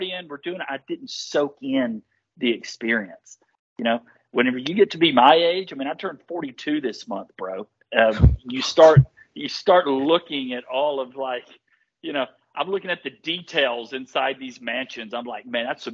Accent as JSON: {"language": "English", "town": "Nashville", "region": "Tennessee", "country": "United States", "tie": "born or raised there", "said": "I was born and raised here in Nashville, Tennessee"}